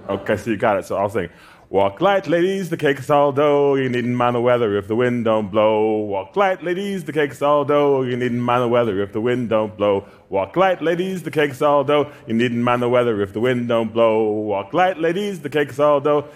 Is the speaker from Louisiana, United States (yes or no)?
yes; Louisiana, United States; As an effeminate Black kid growing up in Louisiana, I was bullied a lot